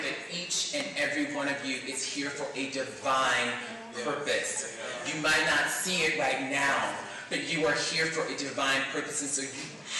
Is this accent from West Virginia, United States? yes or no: no; Mobile, Alabama, United States; moved away; And I'm from Mobile, Alabama, so I grew up being bullied.